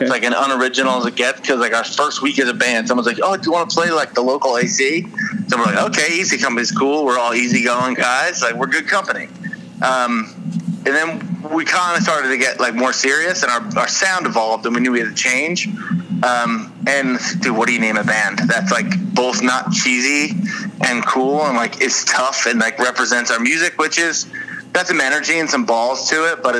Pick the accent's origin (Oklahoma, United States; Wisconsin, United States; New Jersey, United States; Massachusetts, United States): New Jersey, United States; Bergen County; I grew up in Bergen County